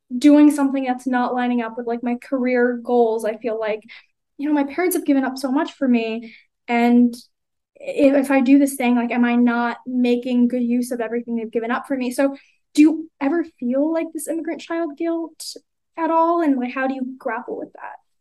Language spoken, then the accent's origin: English; United States; accent: American; I was born here